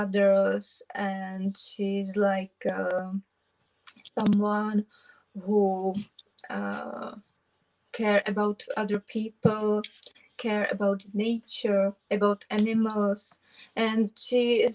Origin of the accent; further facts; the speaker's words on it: southeast Bohemia, Czechia; English is a second language; I'm from southeast of Bohemia.